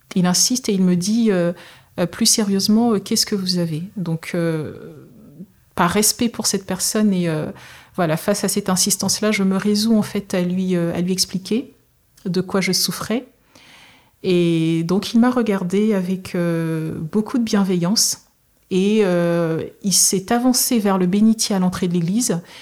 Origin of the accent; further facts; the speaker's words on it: Togo; je suis originaire du Togo